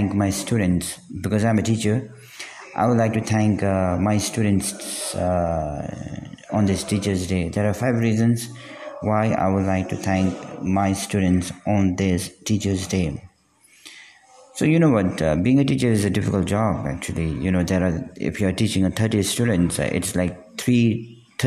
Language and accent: English; Bhutan; I'm from Bhutan